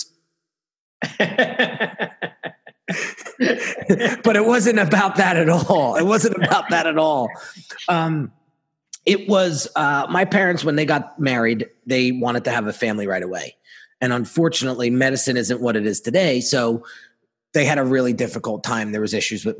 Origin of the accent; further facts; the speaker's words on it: New Jersey, United States; we're in New Jersey, born and raised in New Jersey